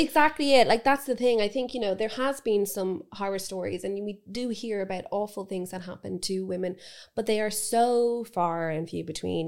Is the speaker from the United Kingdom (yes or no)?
no; Dublin, Leinster, Ireland; growing up in Dublin